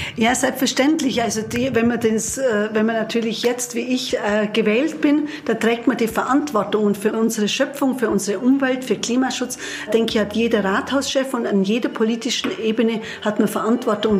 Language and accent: German; Wildpoldsried, Bavaria, Germany